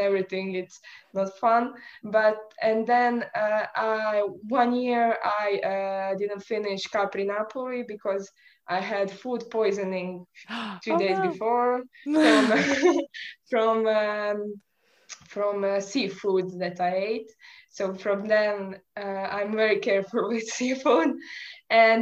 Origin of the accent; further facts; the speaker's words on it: Croatia; I'm from Croatia, which is quite small country